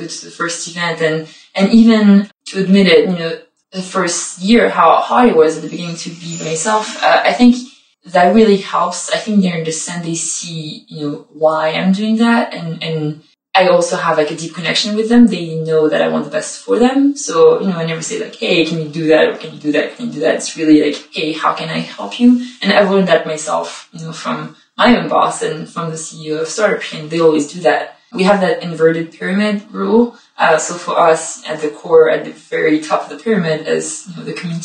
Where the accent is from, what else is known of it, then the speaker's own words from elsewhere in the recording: Paris, Île-de-France, France; moved away as an adult; also born or lived in Montpellier, France; now in London, United Kingdom; I'm originally from Paris, but I've been studying and living and working in the south of France for a couple of years before moving here